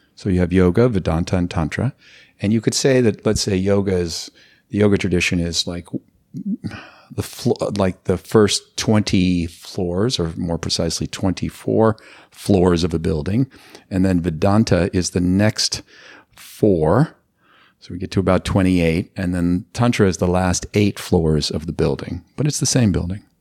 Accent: Los Angeles, California, United States; I grew up in Los Angeles

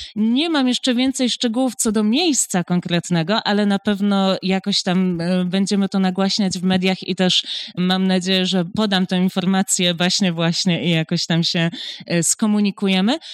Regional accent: Poznań, Greater Poland, Poland; w Poznaniu jestem poznanianką

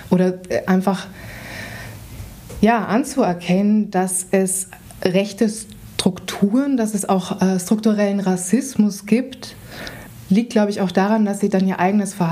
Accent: Vienna, Austria; ich bin in Wien aufgewachsen und bin in eine Schule gegangen, die in einem jüdischen Stadtteil war.

